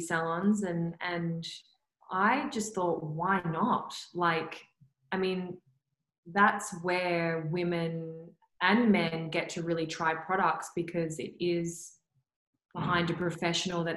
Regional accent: Perth, Western Australia, Australia; growing up in Perth

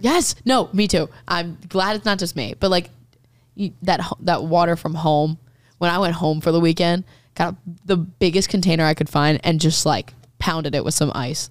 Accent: Maryland, United States; I just grew up listening to country 'cause I'm from Maryland, which is, like, technically the South

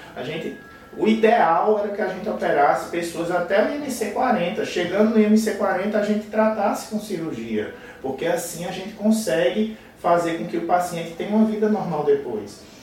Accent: Paraíba, Brazil; accent: nordestino; also born or lived in Rio de Janeiro; eu sou da Paraíba

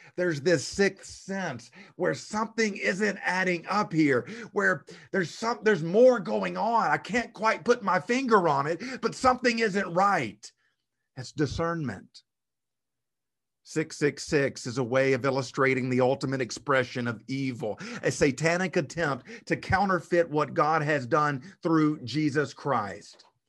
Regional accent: South Arkansas, United States; Where I grew up in South Arkansas, the pine tree is the cash crop

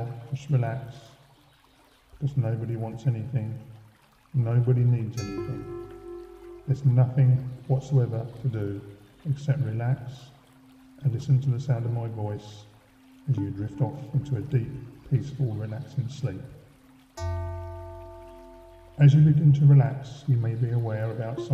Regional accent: Faversham, South East England, United Kingdom; also born or lived in London; I now work for my hometown of Faversham, Kent

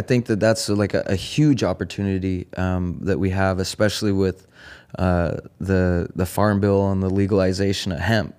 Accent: Eugene, Oregon, United States; also born or lived in Bellingham, Washington / California; I grew up in Oregon, born and raised in Eugene.

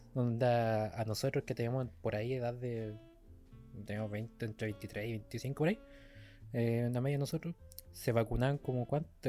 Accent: Chile; somos chilenos

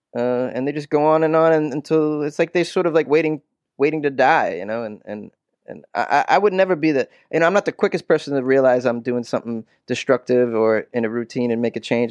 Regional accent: 25 miles north of Boston, Massachusetts, United States; moved away as an adult; also born or lived in New York; now in Los Angeles, United States; I was born and raised in Massachusetts, uh, about 25 miles north of Boston

